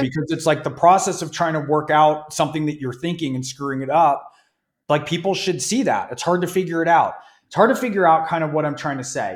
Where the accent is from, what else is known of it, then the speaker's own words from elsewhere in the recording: California, United States; I grew up in California